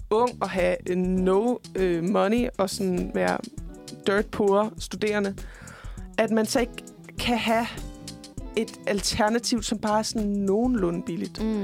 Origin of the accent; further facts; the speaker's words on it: Jutland, Denmark; Jeg er også selv fra Jylland.